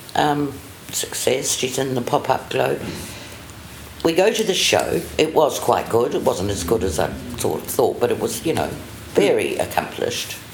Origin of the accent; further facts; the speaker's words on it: New Zealand; accent: RP; moved away as an adult; also born or lived in London, United Kingdom; I'm from New Zealand.